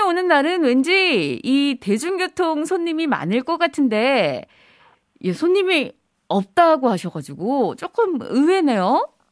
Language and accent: Korean; Gimhae, South Gyeongsang, South Korea; also born or lived in Jinhae-gu, Changwon; now in Changwon, South Korea; 친정은 김해고요